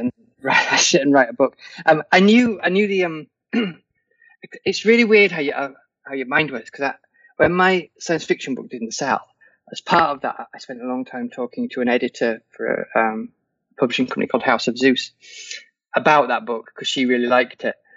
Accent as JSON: {"language": "English", "region": "England", "country": "United Kingdom", "said": "I'm English."}